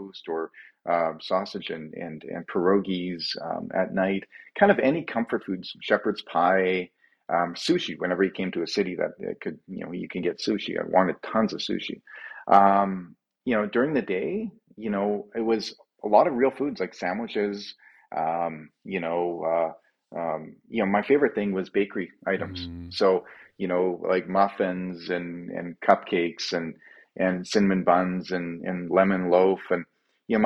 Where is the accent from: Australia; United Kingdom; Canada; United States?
Canada; Calgary, Alberta; running away from my hometown of Calgary, Alberta, and towards Victoria.